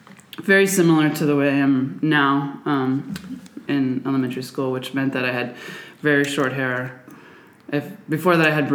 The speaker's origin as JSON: {"language": "English", "area": "outside of Seattle", "region": "Washington", "country": "United States", "tie": "born or raised there", "said": "I grew up in outside of Seattle, Washington. Suburban Washington."}